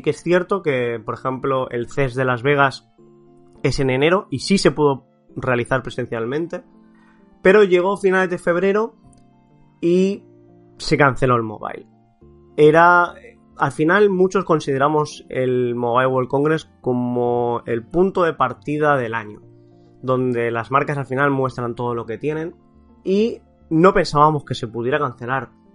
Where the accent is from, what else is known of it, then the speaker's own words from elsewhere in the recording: Barcelona, Catalonia, Spain; los que somos de Barcelona